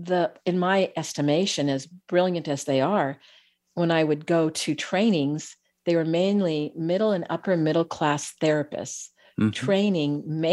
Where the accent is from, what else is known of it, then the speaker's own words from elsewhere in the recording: California, United States; whether I grew up in the Bay Area of California, you know, our nervous systems are designed in the same way.